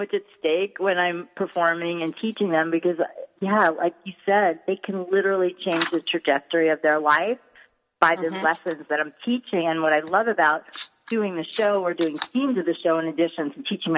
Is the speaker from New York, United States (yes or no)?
yes; New York, United States; accent: New York; my New York accent